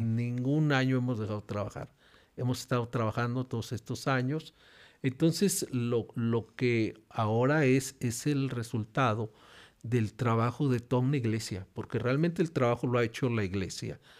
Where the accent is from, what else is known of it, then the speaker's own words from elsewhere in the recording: Guadalajara, Jalisco, Mexico; Nací, nací en Guadalajara y eso, nací en Guadalajara porque mi papá era estudiante en un instituto bíblico